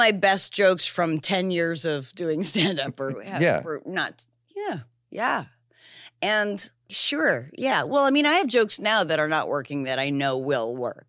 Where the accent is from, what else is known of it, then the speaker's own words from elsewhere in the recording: New Hampshire, United States; Yeah, I grew up in New Hampshire. I knew nothing of anywhere else, but I had this depression that I could only explain as a deep feeling of homesickness